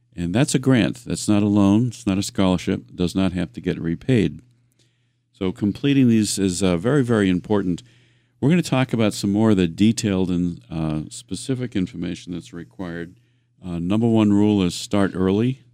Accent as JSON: {"language": "English", "town": "Worcester", "region": "Massachusetts", "country": "United States", "tie": "born or raised there", "said": "I grew up in the Worcester area."}